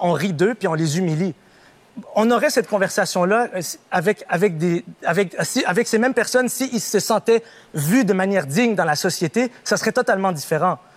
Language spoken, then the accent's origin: French; Montreal, Quebec, Canada; j'ai 30 ans, j'ai grandi à Ville-Saint-Laurent